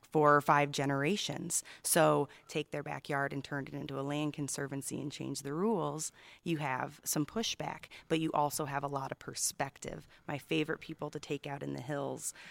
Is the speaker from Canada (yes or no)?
no; Illinois, United States; now in Catalina Island, United States; I'm from Illinois